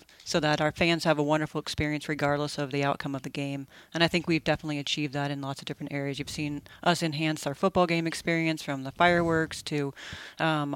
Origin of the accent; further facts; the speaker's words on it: 30 minutes from Texas State University, United States; moved away as an adult; I ended up at Texas State University, which was only 30 minutes from my hometown